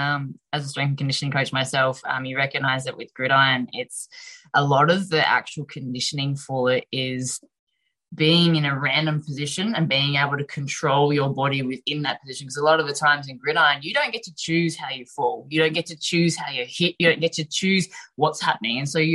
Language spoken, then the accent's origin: English; Australia; to actually represent Australia, donning the green and gold, and actually walking out to that field as an Australian representative is one of the best feelings that you'd ever have.